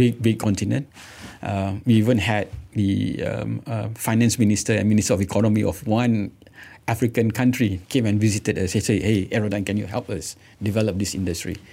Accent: Malaysia; being Malaysian, proudly Malaysian

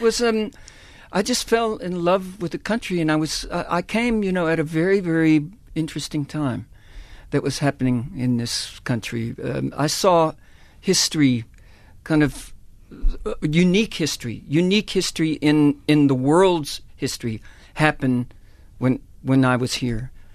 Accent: Texas, United States; moved away as an adult; now in South Africa; That's where I was born and raised in Texas

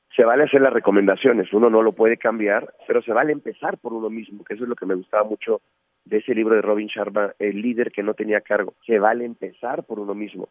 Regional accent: Mexico; seguimos siendo o cada vez somos más mexicanos

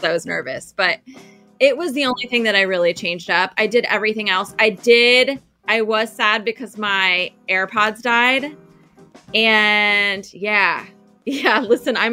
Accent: Columbus, Ohio, United States; Columbus being my hometown

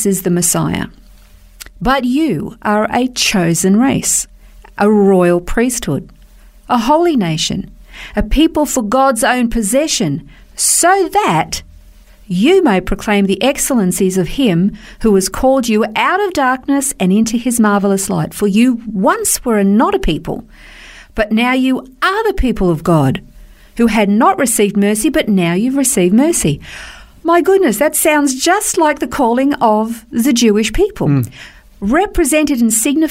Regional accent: Australia; We're Australian

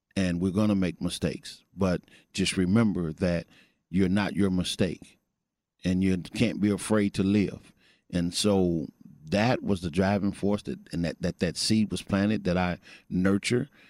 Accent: Missouri, United States; also born or lived in Fort Worth, Texas; now in Texas, United States; I'm originally from Missouri

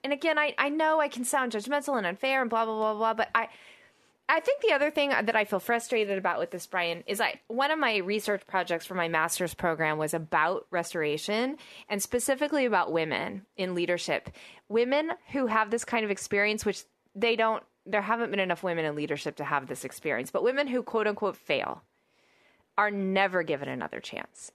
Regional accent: Oklahoma, United States; I'm from Oklahoma

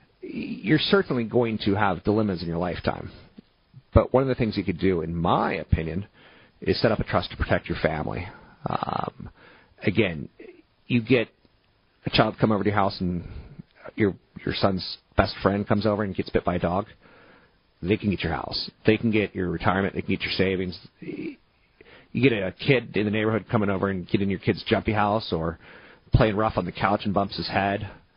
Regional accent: East Coast, United States; also born or lived in overseas; I grew up on the East Coast in various locations and overseas.

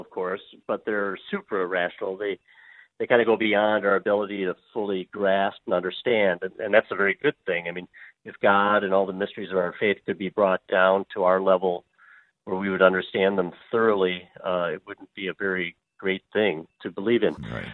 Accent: Milwaukee, Wisconsin, United States; I was ordained in Milwaukee, my hometown

